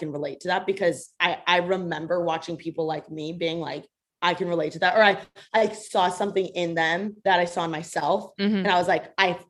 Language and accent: English; Bloomington, Indiana, United States; now in Los Angeles, United States; I'm from Bloomington, Indiana. I was born and raised there.